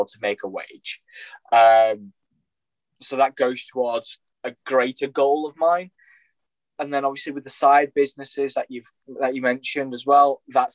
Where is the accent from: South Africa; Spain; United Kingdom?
United Kingdom; Bradford, Yorkshire and the Humber; I'm a local boy. I'm based here in Bradford. I'm a Yorkshire boy